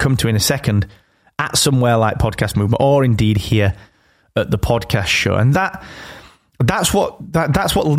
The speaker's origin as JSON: {"language": "English", "region": "England", "country": "United Kingdom", "said": "I'm English. That's just because I live here."}